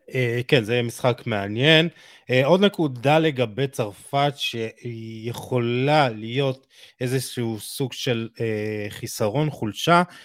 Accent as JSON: {"language": "Hebrew", "country": "Israel", "said": "אנחנו בתור ישראלים"}